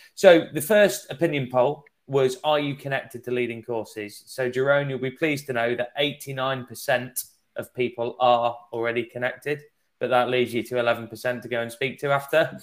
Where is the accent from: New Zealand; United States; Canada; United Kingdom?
United Kingdom; England; accent: English; my English accent